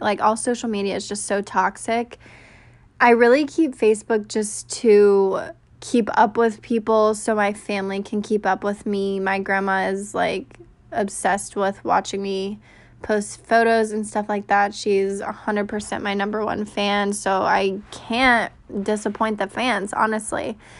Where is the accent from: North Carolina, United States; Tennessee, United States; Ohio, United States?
North Carolina, United States; Raleigh; I was born and raised in Raleigh, North Carolina.